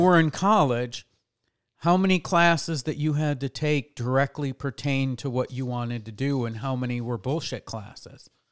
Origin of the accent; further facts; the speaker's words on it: New York, United States; moved away; I grew up in New York, and in New York, uh, they make the guys and the girls take home economics.